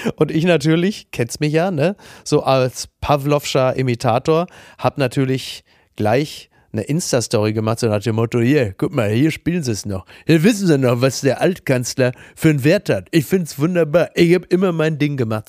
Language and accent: German; Castrop-Rauxel, North Rhine-Westphalia, Germany; in meiner Heimatstadt Kassel-Brauxel